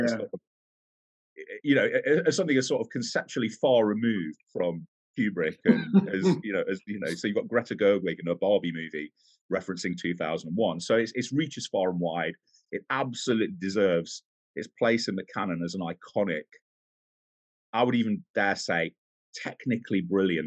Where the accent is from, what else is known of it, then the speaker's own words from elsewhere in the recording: Nottingham, East Midlands, United Kingdom; I'm from Nottingham. I live in Nottingham.